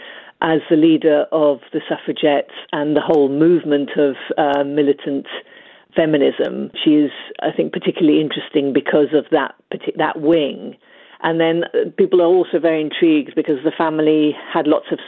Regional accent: Ethiopia; moved away; I was born and brought up in Ethiopia

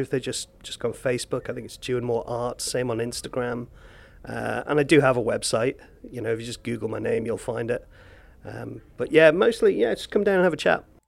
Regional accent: Castletown, Isle of Man; Like I grew up in Castletown. I'm from here originally

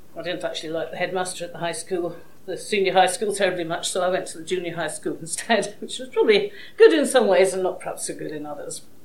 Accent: Edinburgh, Scotland, United Kingdom; now in Isle of Man; I'm a Scot, I was born and brought up in Edinburgh

